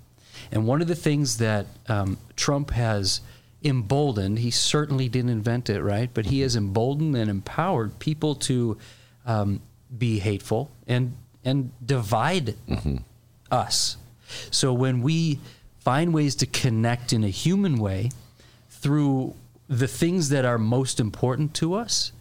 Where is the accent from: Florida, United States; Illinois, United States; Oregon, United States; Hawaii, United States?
Illinois, United States; Chicago; also born or lived in Los Angeles; Spoken as a Chicagoan